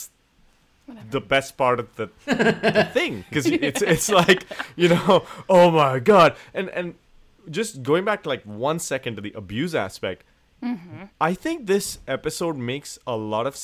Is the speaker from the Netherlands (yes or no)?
no; India; moved away; a person originally from India